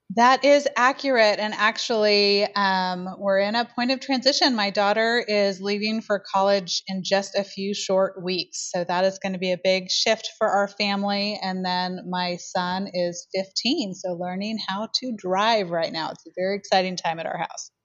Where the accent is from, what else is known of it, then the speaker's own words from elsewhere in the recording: Portland, Oregon, United States; also born or lived in Eugene, Oregon; now in Ashland, United States; I am a native Oregonian. So I grew up in the Portland area